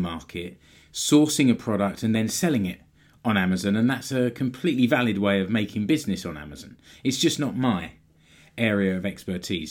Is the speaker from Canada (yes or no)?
no; United Kingdom; now in Finland; I'm British